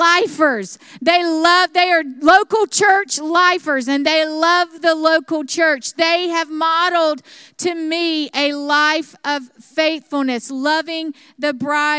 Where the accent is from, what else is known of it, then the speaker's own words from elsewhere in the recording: South Alabama, United States; moved away; where I grew up in South Alabama